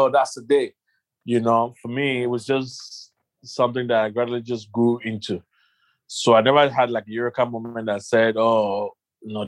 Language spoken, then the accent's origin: English; Nigeria; I'm a Nigerian guy